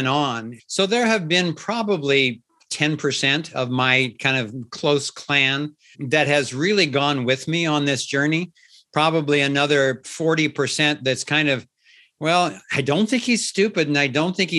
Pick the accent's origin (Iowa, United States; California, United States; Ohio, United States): Ohio, United States; Cincinnati; I was born and raised in Cincinnati, Ohio. So I have a kind of a solid Midwestern background